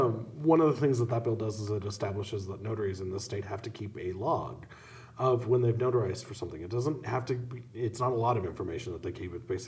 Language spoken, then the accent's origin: English; Helena, Montana, United States; See, and I grew up in Helena